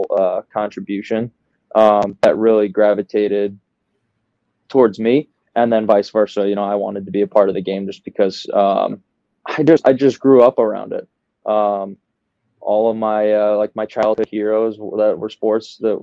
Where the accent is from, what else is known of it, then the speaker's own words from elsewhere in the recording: the Midwest, right outside of Chicago, Illinois, United States; accent: Midwest; moved away as an adult; also born or lived in New Jersey; born and raised in the Midwest, right outside of Chicago. So I might have a little bit Midwest in me